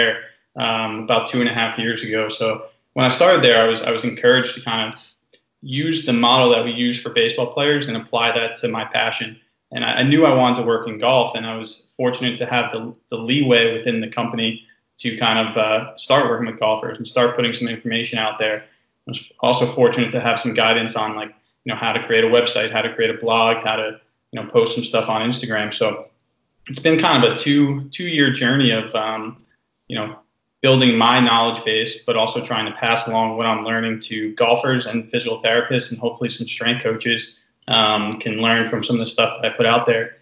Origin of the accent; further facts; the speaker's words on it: New Jersey, United States; at a local course in New Jersey where I grew up